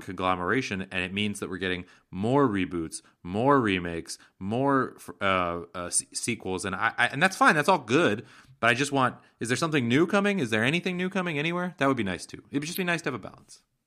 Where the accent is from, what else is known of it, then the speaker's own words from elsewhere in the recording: Seattle, Washington, United States; my hometown of Seattle